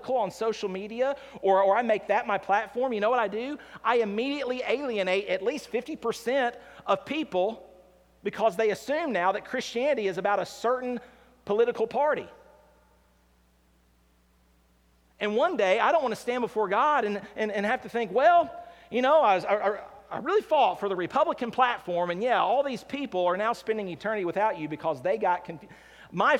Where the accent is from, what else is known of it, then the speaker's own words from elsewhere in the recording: United States; I live in America. I'm an American